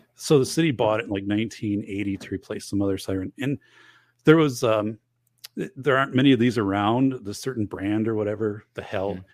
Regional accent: northern Wisconsin, United States; moved away; I'm going back to my hometown, um, up in northern Wisconsin

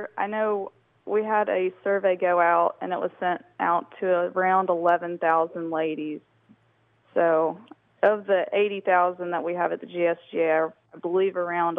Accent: Columbus, Georgia, United States; I grew up in Columbus, so I love the courses down there.

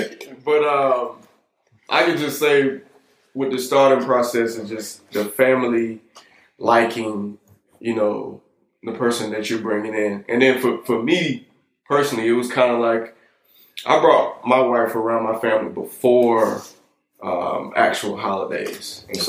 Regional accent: the South, United States; I'm from the South

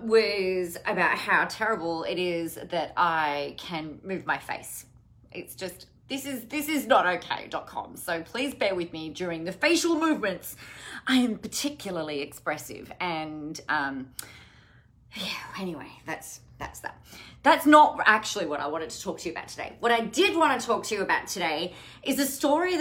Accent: Adelaide, South Australia, Australia; I grew up in Adelaide

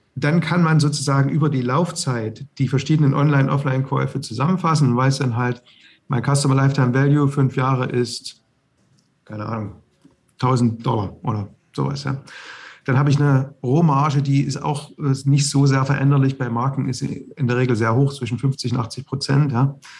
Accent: the East, East Germany, Germany; ich bin im Osten aufgewachsen

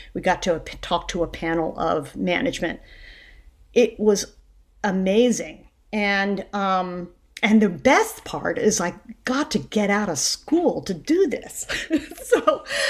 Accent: Northern Virginia, United States; I'm from Northern Virginia

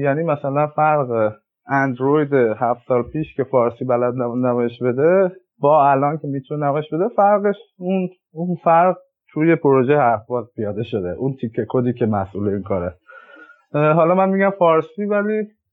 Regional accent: Iran; moved away as an adult; now in California, United States; من که از ایران اومدم

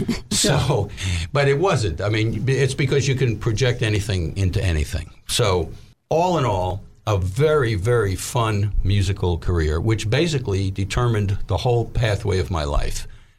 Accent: Little Rock, Arkansas, United States; now in New York, United States; because here I am from Little Rock, you know, and it was the recession.

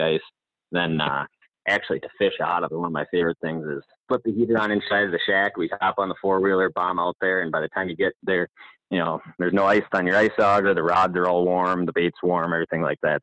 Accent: Hayward, Wisconsin, United States; I'm from Hayward area

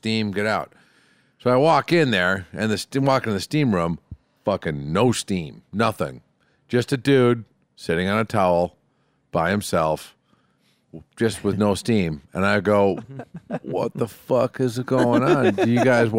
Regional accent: Pasadena, California, United States; Pasadena, where I'm from

